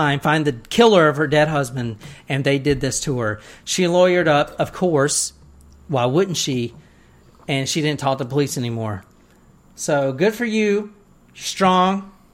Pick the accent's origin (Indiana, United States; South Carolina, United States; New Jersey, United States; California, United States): South Carolina, United States; I was raised in South Carolina